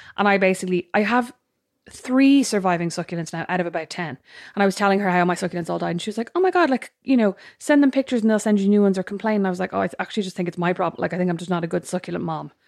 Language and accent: English; Ireland; we're Irish